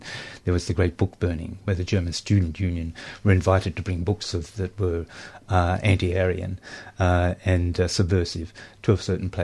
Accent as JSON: {"language": "English", "area": "Alexandra", "region": "Victoria", "country": "Australia", "tie": "born or raised there", "said": "when I was in high school in Alexandra"}